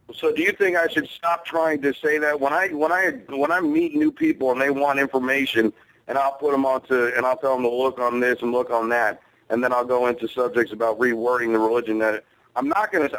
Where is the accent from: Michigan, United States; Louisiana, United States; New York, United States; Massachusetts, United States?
New York, United States; New York City; Growing up in Brooklyn